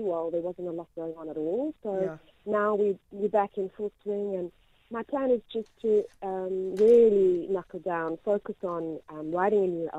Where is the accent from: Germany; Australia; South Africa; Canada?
South Africa; moved away as an adult; now in United Kingdom; as a South African